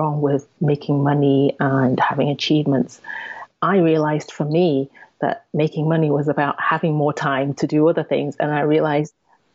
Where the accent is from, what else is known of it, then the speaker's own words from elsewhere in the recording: England, United Kingdom; I'm Asian, Chinese to be specific, and I was born and raised in England, and in a small town, predominantly white